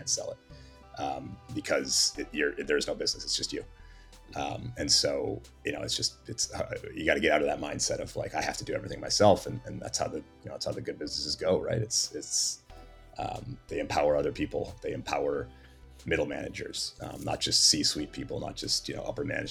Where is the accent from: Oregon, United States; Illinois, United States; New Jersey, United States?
Oregon, United States; Portland; grew up in Portland, Oregon